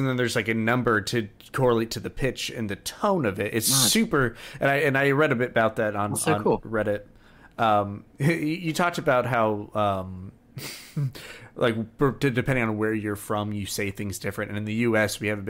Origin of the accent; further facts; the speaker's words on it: Florida, United States; accent: Central Florida; think most of the English we speak in Central Florida is pretty neutral. How would you all describe my accent? I feel like every once in a while I dip into like some Southern.